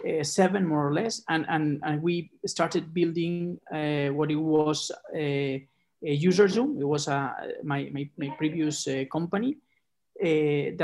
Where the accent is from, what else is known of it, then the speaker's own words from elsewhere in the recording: Barcelona, Catalonia, Spain; also born or lived in Chicago; I was born in Barcelona